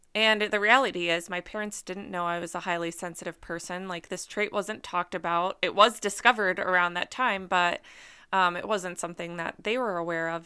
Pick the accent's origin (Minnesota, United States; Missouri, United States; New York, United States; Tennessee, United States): Minnesota, United States; also born or lived in Wisconsin; I grew up in Minnesota.